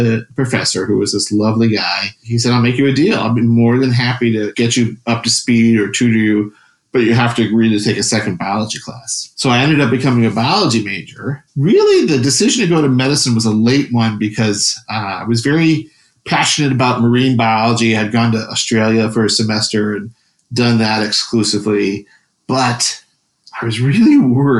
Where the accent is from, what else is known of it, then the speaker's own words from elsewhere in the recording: Chicago, Illinois, United States; also born or lived in Wilmette, Illinois; now in Wisconsin, United States; I grew up in Chicago